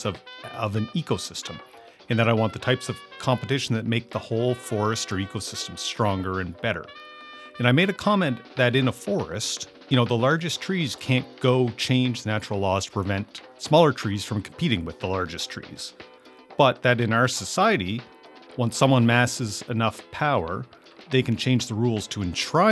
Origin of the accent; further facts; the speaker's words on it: Amherst, Nova Scotia, Canada; moved away as an adult; I'm looking at my hometown of Amherst, Nova Scotia, and I'm looking at my experiences growing up here